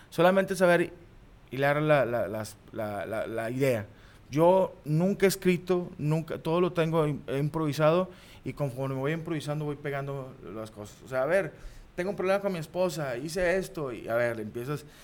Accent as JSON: {"language": "Spanish", "town": "Monterrey", "region": "Nuevo León", "country": "Mexico", "said": "a final de cuentas somos regios, así somos nosotros"}